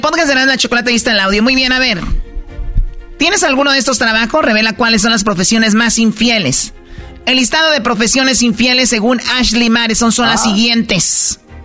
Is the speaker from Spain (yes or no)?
no; Tepatitlán, Jalisco, Mexico; yo soy de Tepatitlán